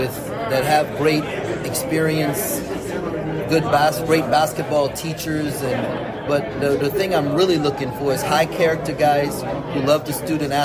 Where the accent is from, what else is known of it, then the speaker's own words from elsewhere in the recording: Texas, United States; also born or lived in Trinidad / St. Croix / Minnesota; I was born in Trinidad. I was raised in St. Croix. I grew up in Texas. I lived in Minnesota for a while.